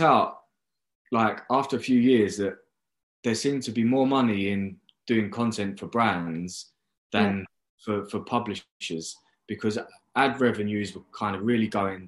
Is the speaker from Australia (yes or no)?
no; London, United Kingdom; I was living in London, so I could live at home on not very much money because I'm from London.